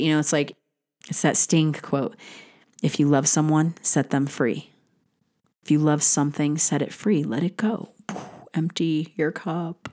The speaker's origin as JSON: {"language": "English", "country": "United States", "said": "as an American"}